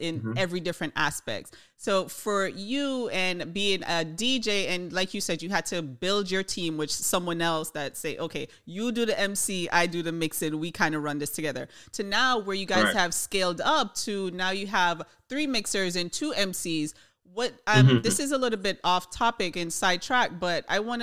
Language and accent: English; Jamaica; we're from Jamaica